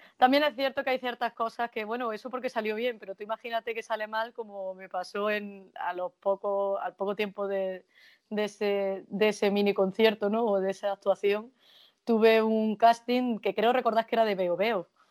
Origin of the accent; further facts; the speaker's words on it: Jaén, Andalusia, Spain; moved away as an adult; also born or lived in Guadalajara / Alcalá de Henares; now in Madrid, Spain; la tierra en la que he nacido y la que he crecido hasta, hasta que me tuve que ir por trabajo